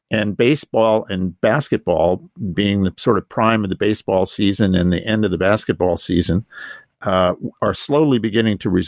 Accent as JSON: {"language": "English", "region": "Massachusetts", "country": "United States", "tie": "born or raised there", "said": "I grew up in Massachusetts, I was a Red Sox fan."}